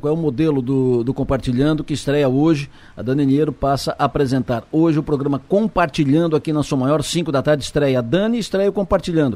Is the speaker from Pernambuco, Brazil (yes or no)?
no; Santa Catarina, Brazil; todos somos catarinenses